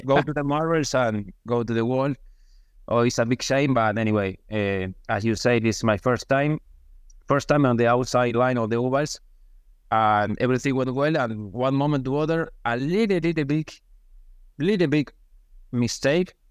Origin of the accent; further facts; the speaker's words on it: Argentina; English is a second language; moved away as an adult; now in United States; now in my country